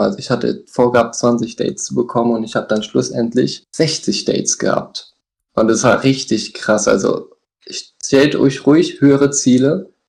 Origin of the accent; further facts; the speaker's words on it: Hesse, Germany; ich komme hier aus dem Hessen, aus dem Herzen von Deutschland